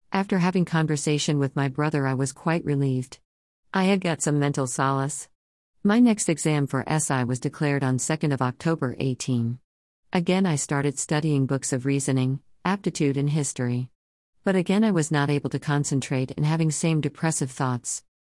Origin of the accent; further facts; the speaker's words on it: Rajasthan, India; I am from Rajasthan, India.